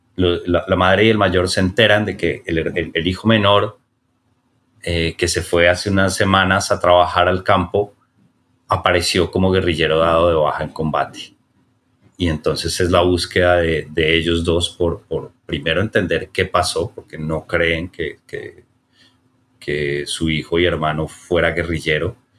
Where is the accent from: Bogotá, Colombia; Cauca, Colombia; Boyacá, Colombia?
Bogotá, Colombia; quienes nacimos y crecimos en, en Bogotá